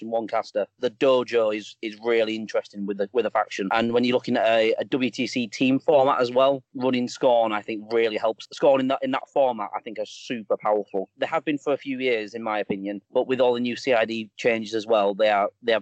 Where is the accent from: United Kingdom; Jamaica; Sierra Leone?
United Kingdom; England; I'm from England